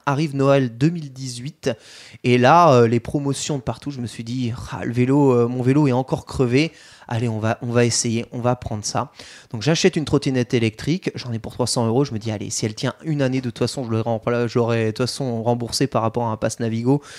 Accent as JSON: {"language": "French", "area": "countryside around Troyes", "region": "Grand Est", "country": "France", "tie": "born or raised there", "moved": "yes", "lives_now": "Paris, France", "said": "là où j'ai grandi, en campagne troyenne"}